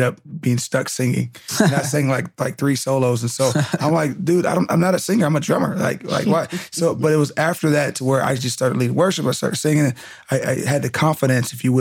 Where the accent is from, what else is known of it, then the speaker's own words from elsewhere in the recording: Southern California, United States; also born or lived in Fresno, California / Rialto, California; my parents moved out to Southern California when I was about 6 months. And I've been here ever since